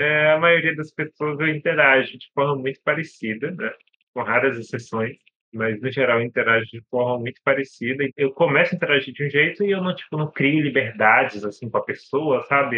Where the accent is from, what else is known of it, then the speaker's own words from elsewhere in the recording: Pará, Brazil; tenho 31 anos, sou do Pará